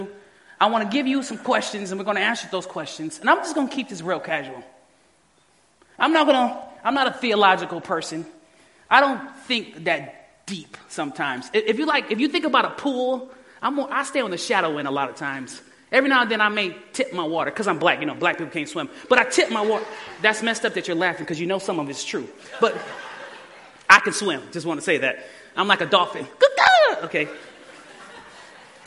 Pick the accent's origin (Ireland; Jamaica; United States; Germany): United States; Detroit, Michigan; I was born and raised in Detroit